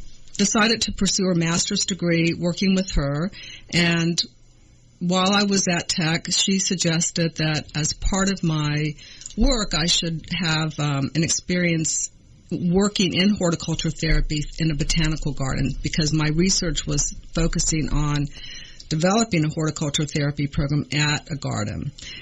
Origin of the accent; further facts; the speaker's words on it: Blacksburg, Virginia, United States; moved away as an adult; also born or lived in Hawaii / Ontario / Kennesaw, Georgia; Okay, well, I grew up in Virginia, in Southwest Virginia, in a town called Blacksburg. And Blacksburg is the home of Virginia Tech.